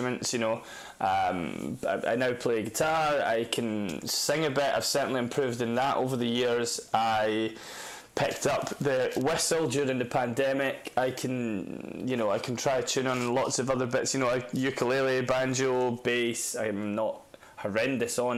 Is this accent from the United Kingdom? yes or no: yes; Dundee, Scotland, United Kingdom; also born or lived in Carnoustie; I grew up around Carnoustie and Dundee in Scotland, northeast Scotland